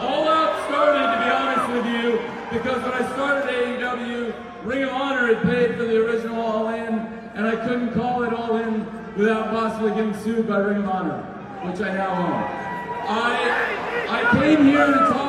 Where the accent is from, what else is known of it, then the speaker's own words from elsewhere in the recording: Champaign, Illinois, United States; I'm from the great state of Illinois myself. I grew up here, I grew up downstate in Champaign